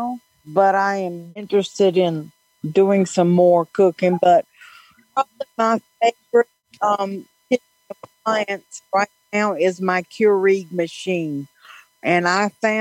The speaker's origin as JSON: {"language": "English", "town": "Raleigh", "region": "North Carolina", "country": "United States", "accent": "Southern", "said": "Raleigh, North Carolina."}